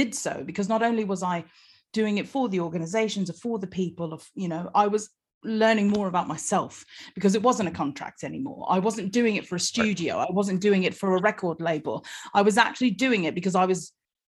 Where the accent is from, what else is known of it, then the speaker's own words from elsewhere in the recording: United States; now in London, United Kingdom; I just happen to be born and raised in America, but my parents, my dad's from England, and my mum was from New Zealand.